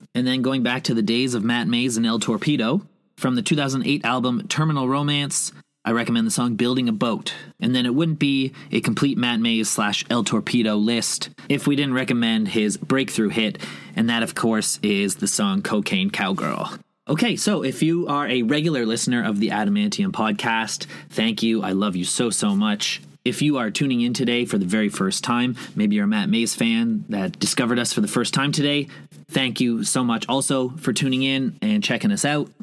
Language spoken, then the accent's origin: English; Toronto, Ontario, Canada; my hometown of Toronto